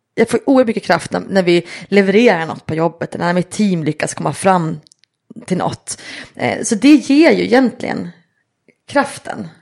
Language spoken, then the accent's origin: Swedish; Östersund, Jämtland, Sweden; jag är uppväxt i Jämtland, i Östersund